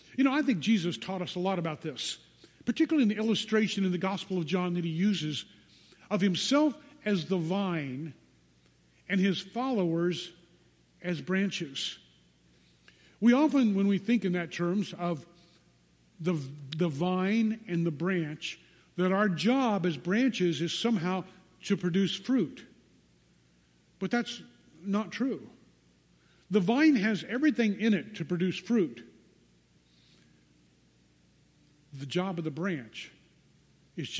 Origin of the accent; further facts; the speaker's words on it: United States; American Christians